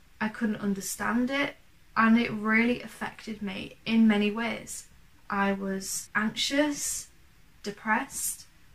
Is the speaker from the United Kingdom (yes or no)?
yes; Yorkshire and the Humber, United Kingdom; from East Yorkshire